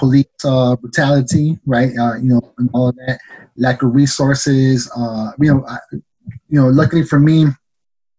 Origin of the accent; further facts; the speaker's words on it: Chicago, Illinois, United States; me born and raised in the city of Chicago